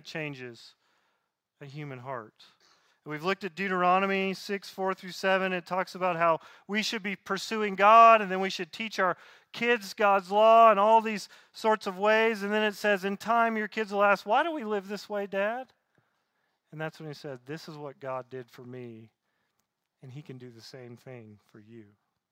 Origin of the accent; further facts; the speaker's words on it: Southeast, United States; Growing up in the Southeast